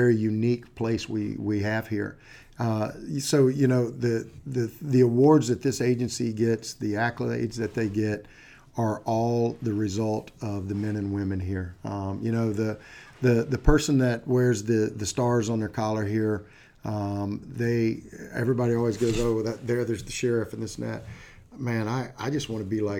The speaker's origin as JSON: {"language": "English", "town": "Green Cove Springs", "region": "Florida", "country": "United States", "tie": "born or raised there", "also_born_or_lived": "Titusville, Florida", "said": "I was born and raised in Florida. I was up near a little town called Green Cove Springs up near Jacksonville"}